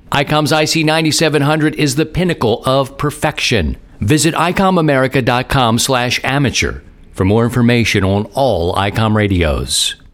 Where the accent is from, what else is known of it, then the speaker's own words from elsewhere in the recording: Baltimore, Maryland, United States; now in Missouri, United States; I'm from Baltimore.